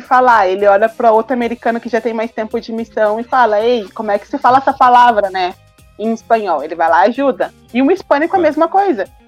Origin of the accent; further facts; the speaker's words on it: Brazil; sou do Brasil